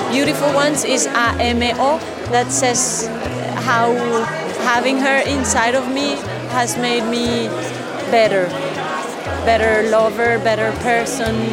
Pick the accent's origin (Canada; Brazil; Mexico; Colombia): Colombia; I'm from Colombia.